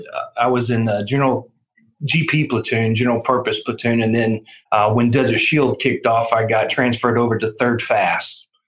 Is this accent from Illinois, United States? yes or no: no; Dallas, Texas, United States; now in Houston, United States; I was born and raised in Dallas, and in 1980 moved to Houston, and I've been here now going on 30 years. I'm sorry, 40. I'm turning 50 in May, so 40 years.